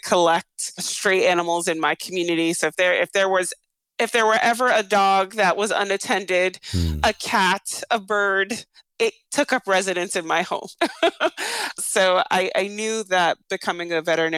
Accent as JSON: {"language": "English", "town": "New York City", "region": "New York", "country": "United States", "tie": "born or raised there", "moved": "yes", "said": "I grew up in Brownsville, Brooklyn, when Brownsville, Brooklyn was the murder capital of the United States."}